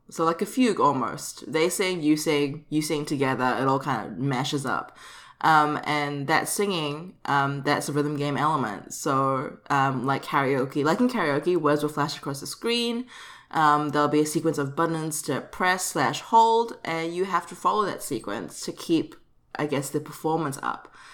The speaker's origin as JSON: {"language": "English", "country": "Singapore", "said": "repping um, my home country"}